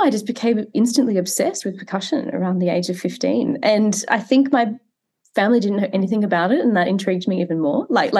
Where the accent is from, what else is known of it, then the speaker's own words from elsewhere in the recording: Queensland, Australia; I grew up in Queensland. So in the state that I am now, but I grew up in a really regional part of the country